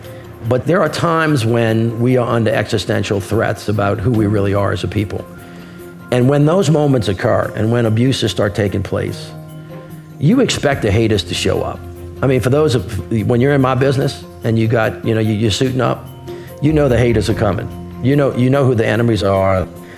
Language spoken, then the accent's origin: English; New Orleans, Louisiana, United States; I'm a Southerner through and through. I was born in a uniquely Southern place that is quite different from places that are not too far from it.